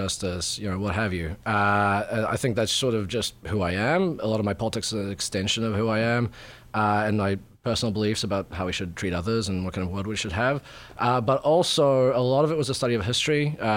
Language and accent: English; New Zealand; moved away as an adult; also born or lived in Yugoslavia; now in Toronto, Canada; And then I grew up in New Zealand, spent most of my life there, and I'm at the moment living in Toronto